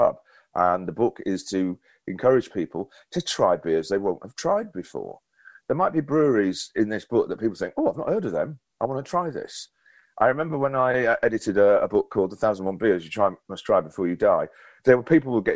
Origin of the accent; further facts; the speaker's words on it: Llandudno, Wales, United Kingdom; my hometown of Llandudno